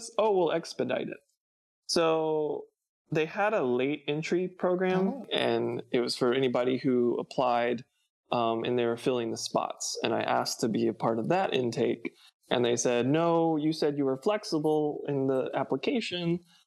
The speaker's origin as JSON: {"language": "English", "region": "North Carolina", "country": "United States", "tie": "born or raised there", "also_born_or_lived": "Georgia", "moved": "as an adult", "said": "I was born in Georgia, but I moved to North Carolina when I was about fourth grade. Okay. So most of my life was probably spent in North Carolina"}